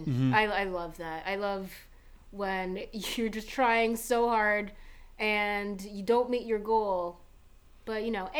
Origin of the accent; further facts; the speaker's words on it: Canada; I'm from Canada, man.